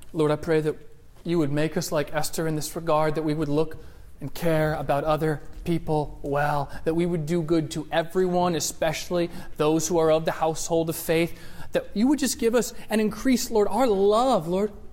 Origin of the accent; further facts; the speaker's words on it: United States; as American Christians